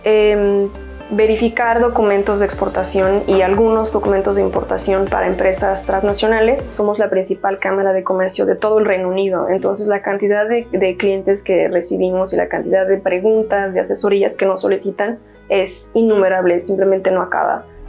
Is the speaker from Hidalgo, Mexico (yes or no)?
yes; Hidalgo, Mexico; moved away as an adult; also born or lived in Guanajuato, Mexico; now in London, United Kingdom; Soy mexicana, soy del estado de Hidalgo, pero estudié comercio internacional en la Universidad de Guanajuato